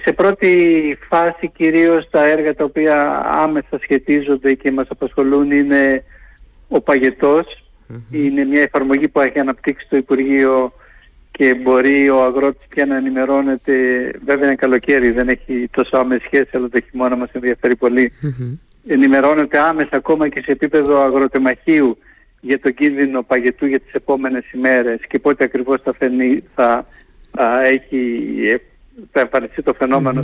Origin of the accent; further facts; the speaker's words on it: Crete, Greece; μου λέγανε για την Κρήτη, γιατί του είπα την πατρίδα μου